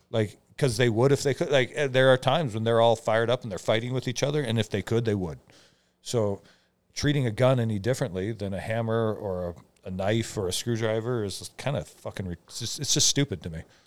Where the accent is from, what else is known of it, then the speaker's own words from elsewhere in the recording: Omak, Washington, United States; moved away as an adult; I grew up in Omac, where guns are just part of your life